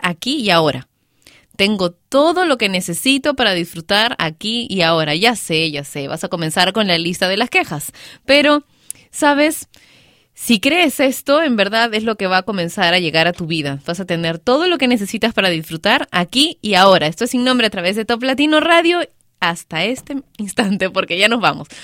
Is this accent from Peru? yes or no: yes; Peru; mi país, Perú